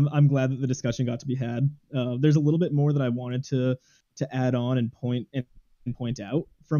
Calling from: Massachusetts, United States; Calling from Massachusetts.

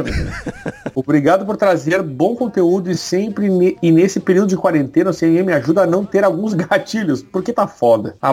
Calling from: São Paulo, Brazil; sou de São Paulo, capital

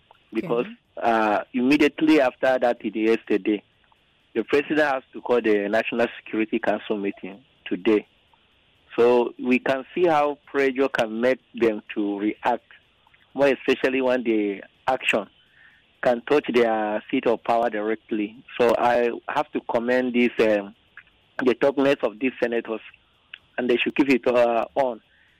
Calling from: Nigeria; I'm calling from Abliga.

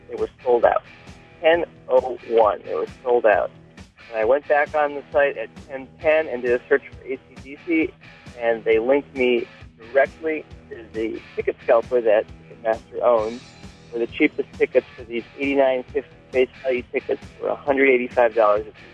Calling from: New York City, New York, United States; I'm calling from New York City.

